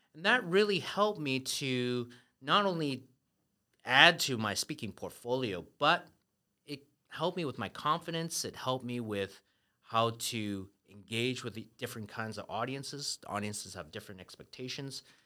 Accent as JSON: {"language": "English", "country": "Canada", "tie": "born or raised there", "moved": "as an adult", "lives_now": "Taiwan", "said": "I grew up in Canada"}